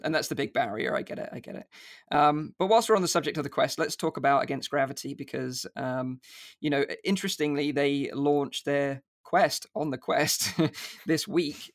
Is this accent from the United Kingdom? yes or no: yes; United Kingdom; accent: UK; my U K accent